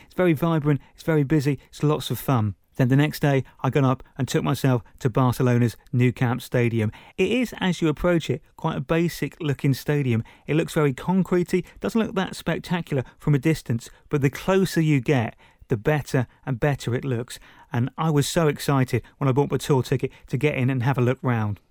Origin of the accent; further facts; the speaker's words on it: Princes Risborough, South East England, United Kingdom; my hometown, Princess Risborough